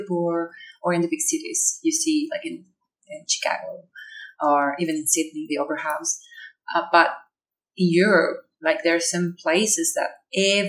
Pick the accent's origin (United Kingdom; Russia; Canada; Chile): Chile; English is a second language; now in Darwin, Australia; I'm from Chile, originally. Okay. But I'm living in Darwin at the moment